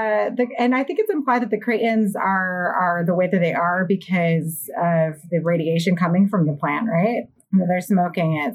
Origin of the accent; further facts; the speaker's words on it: New York, United States; I'm from New York